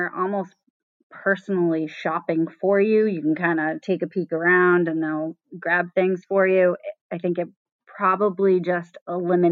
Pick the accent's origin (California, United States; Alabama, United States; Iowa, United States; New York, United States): California, United States; Southern; I grew up in Southern California